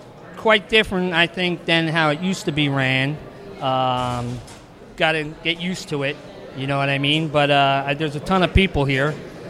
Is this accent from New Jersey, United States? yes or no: yes; New Jersey, United States; I'm from New Jersey.